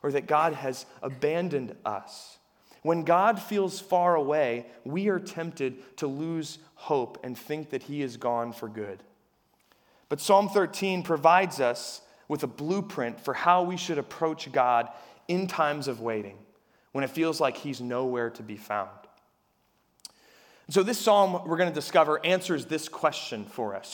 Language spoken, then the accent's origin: English; Harrisburg, Pennsylvania, United States; I'm from Harrisburg